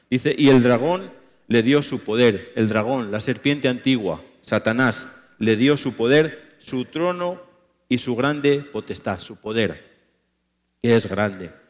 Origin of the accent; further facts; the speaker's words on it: Spain; cuando me ha tocado predicar en mi país, en España y en otros países